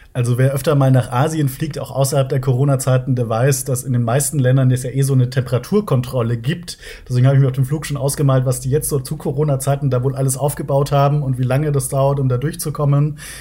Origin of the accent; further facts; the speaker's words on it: near Munich, Bavaria, Germany; Ich komme aus der Nähe von München